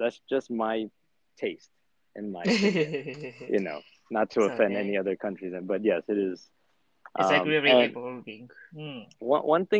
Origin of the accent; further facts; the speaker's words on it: United States; as a teenager in America